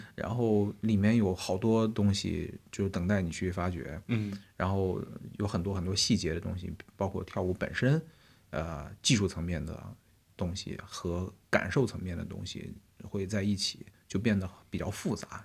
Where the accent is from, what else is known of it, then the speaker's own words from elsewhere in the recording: Xinjiang, China; moved away as an adult; now in Beijing, China; 虽然我是新疆人